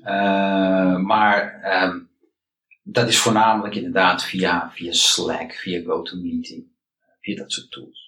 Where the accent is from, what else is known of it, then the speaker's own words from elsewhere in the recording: Amsterdam, North Holland, Netherlands; ik ben eh, geboren en getogen in Amsterdam